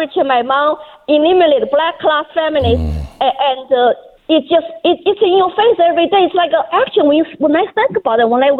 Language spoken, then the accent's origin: English; China; Under Mao, I was born in China and went through his 10 years social, political chaos and indoctrination. And when he died, I was only 12 years old.